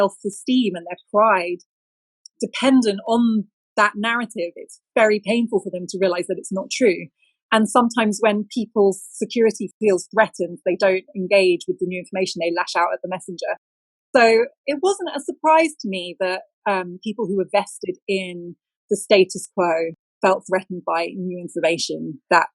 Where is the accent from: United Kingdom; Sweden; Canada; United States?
United Kingdom; describe myself as British